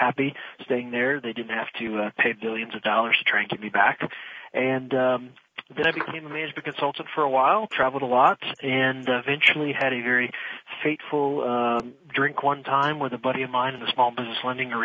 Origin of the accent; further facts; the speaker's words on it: Midwest, United States; moved away as an adult; also born or lived in Philadelphia / Washington, D.C.; now in Florida, United States; I grew up, I'm a Midwesterner. I'm a what I call an enlightened Midwesterner because growing up there, I actually moved to Florida about 15 years ago.